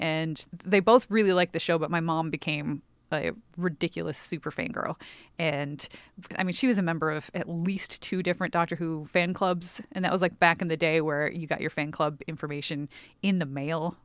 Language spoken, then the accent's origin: English; Milwaukee, Wisconsin, United States; the Milwaukee area, which is where I grew up in Wisconsin